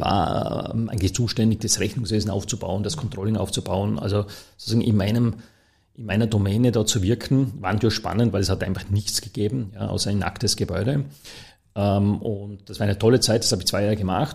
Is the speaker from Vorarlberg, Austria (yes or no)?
yes; Dornbirn, Vorarlberg, Austria; moved away as an adult; also born or lived in Toulouse, France / Berlin, Germany; now in Vienna, Austria; ich bin ja gebürtiger Vorarlberger